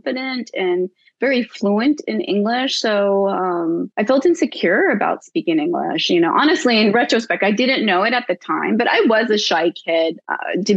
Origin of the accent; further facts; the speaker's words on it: Oregon, United States; first language Spanish; English is a second language; I was born and raised in Oregon, and I grew up speaking Spanish